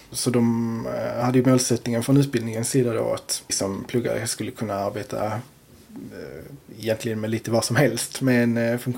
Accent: Torekov, Skåne, Sweden; now in Landskrona, Sweden; Torekov från början. Eh, sen har jag flyttat runt en del och nu har jag hamnat i Landskrona.

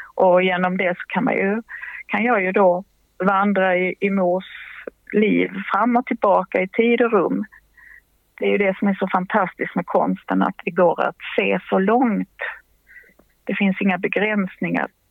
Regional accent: Helsingborg, Skåne, Sweden; det hörde jag som barn i Helsingborg

